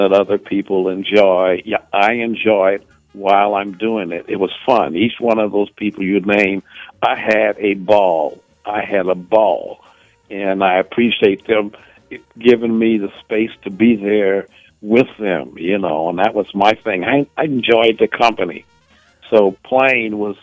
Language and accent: English; Evanston, Illinois, United States; moved away as an adult; also born or lived in Chicago; now in New York, United States; I was born in Evanston, Illinois.